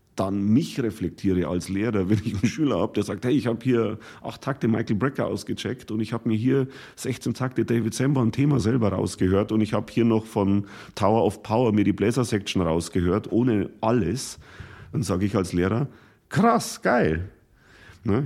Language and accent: German; Bodenmais, Bavaria, Germany; moved away as an adult; also born or lived in Munich; in dem Heimatdorf, wo ich aufgewachsen bin, im Bodenmais im Bayerischen Wald